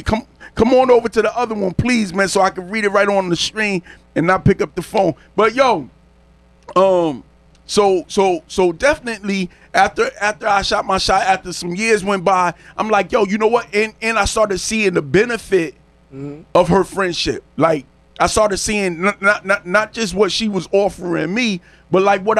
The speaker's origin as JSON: {"language": "English", "town": "New Orleans", "region": "Louisiana", "country": "United States", "said": "I'm from New Orleans. I'm from the city, man."}